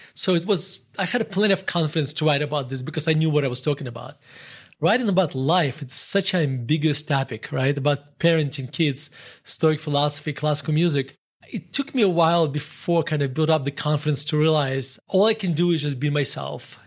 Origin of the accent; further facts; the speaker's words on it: Murmansk, Murmansk Oblast, Russia; English is a second language; moved away as an adult; now in United States; So I grew up in, um, in Murmansk, Russia.